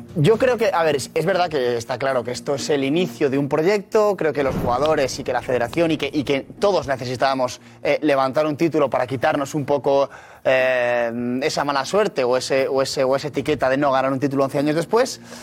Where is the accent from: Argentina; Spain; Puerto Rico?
Spain; soy español